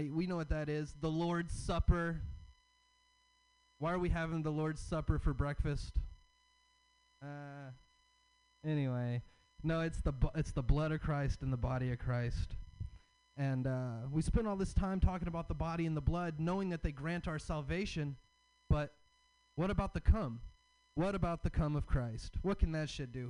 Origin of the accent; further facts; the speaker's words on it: the South, United States; I'm from the South. I have a Southern dad and I have a hippie mom